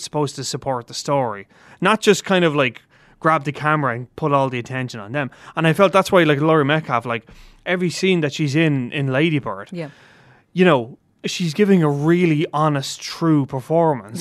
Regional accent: Ireland; we are Irish film journalists

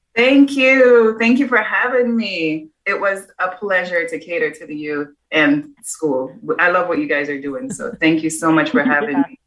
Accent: Jamaica; moved away; I was the chef at eight years old growing up in Jamaica

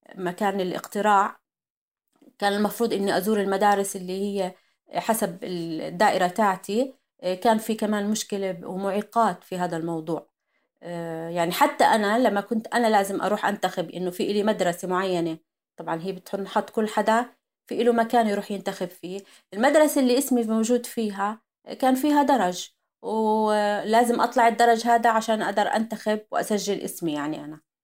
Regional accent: Jordan; عندنا بالاردن

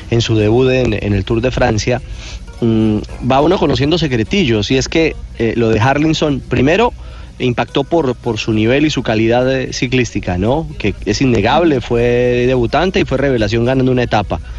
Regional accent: Antioquia, Colombia; Yo soy paisa ….

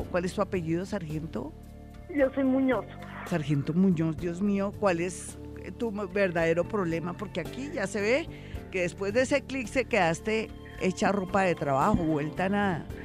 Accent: Pereira, Risaralda, Colombia; now in Bogotá, Colombia; Sí, yo soy de Pereira.

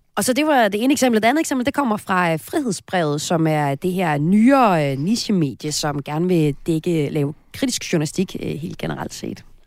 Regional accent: Himmerland, North Denmark Region, Denmark; Jeg er nemlig også fra Himmerland

